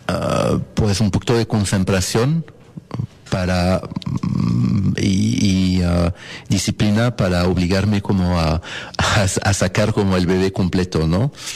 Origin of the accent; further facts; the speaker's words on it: Paris, Île-de-France, France; Spanish is a second language; moved away as an adult; now in Mexico; Yo nací en, ah, en París, Francia, y allá como allá estudié.